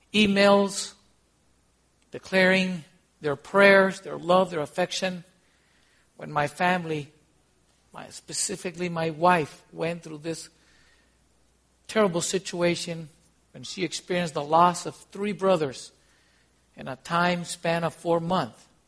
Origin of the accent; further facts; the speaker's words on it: Costa Rica; also born or lived in Honduras / Guatemala; now in United States; I'm from Costa Rica